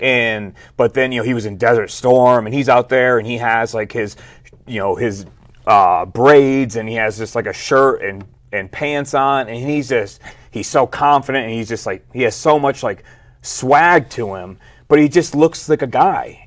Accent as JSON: {"language": "English", "town": "Flint", "region": "Michigan", "country": "United States", "tie": "born or raised there", "said": "I was born and raised in Flint, Michigan"}